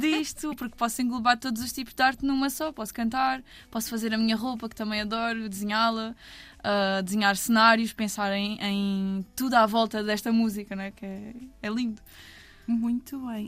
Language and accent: Portuguese; Albufeira, Algarve, Portugal; also born or lived in Odemira, Alentejo; sou da Albufeira